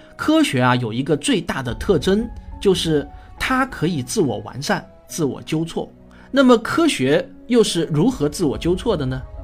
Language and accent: Chinese; China; 美国人呼吸的大气与我们中国人呼吸的大气啊，并没有什么本质的不同